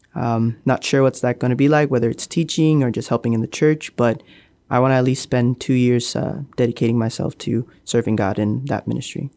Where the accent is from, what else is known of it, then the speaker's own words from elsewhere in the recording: Marshall Islands; now in Guam; I'm from the Marshall Islands.